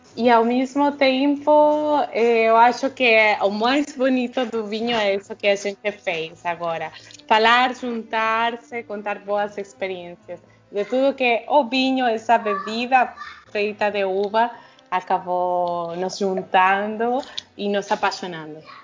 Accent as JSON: {"language": "Portuguese", "country": "Argentina", "moved": "yes", "lives_now": "Brazil", "said": "Quando vou na Argentina, não sou muito argentina. Quando estou aqui, eu me sinto muito argentina."}